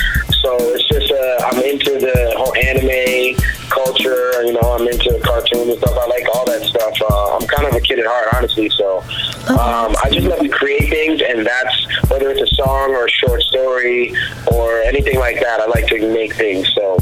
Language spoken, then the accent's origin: English; Cambridge, Massachusetts, United States; also born or lived in Bronx / Nevada; In a way, I would say I basically grew up in Cambridge, but I was born in the Bronx. I moved around a lot. I lived in Nevada for a little while. But yeah, I mean, mostly Cambridge, Mass.